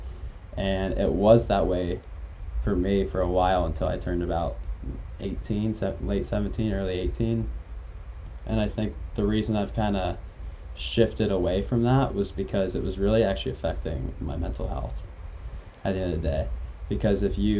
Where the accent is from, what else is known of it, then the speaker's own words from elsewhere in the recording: Pittsburgh, Pennsylvania, United States; moved away as an adult; also born or lived in Rochester, New York; now in Providence, United States; I relocated to Pittsburgh, Pennsylvania when I was about 5 or 6. And I've been there ever since